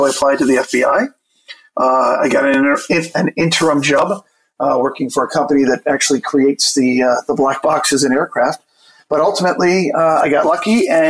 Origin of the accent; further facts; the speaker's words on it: California, United States; I grew up in Southern California. I'm a Marine brat.